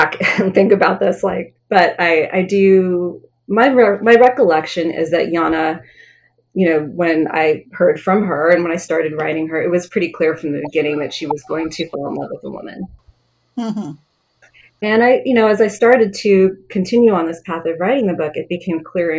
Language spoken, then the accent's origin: English; Wyoming, United States; I grew up in Wyoming. I was the only Indian kid in my school.